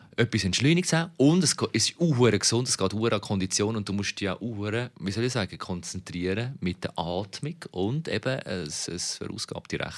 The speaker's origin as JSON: {"language": "German", "country": "Switzerland", "said": "als Schweizer"}